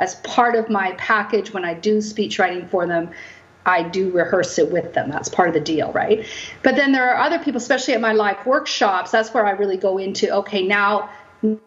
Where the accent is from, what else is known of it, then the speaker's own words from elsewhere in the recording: Kamloops, British Columbia, Canada; also born or lived in Vancouver area; now in Coquitlam, Canada; I'm born and raised in Kamloops. Right now I live in Coquitlam. I moved to Vancouver area when I was about 18